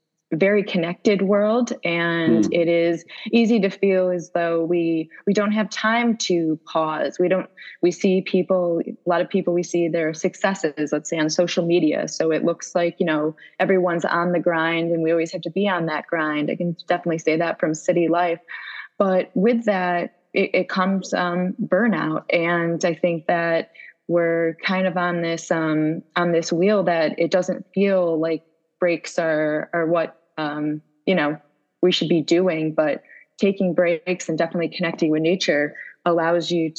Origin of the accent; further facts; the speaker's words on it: Syracuse, New York, United States; moved away as an adult; now in New York City, United States; I grew up in Syracuse, New York, which is about 4 hours north, but I've been here for 15 years